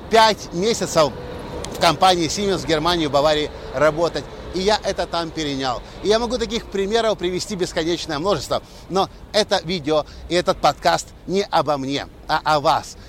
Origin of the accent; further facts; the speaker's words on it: Ukraine; moved away; also born or lived in Erlangen, Germany; парень из Украины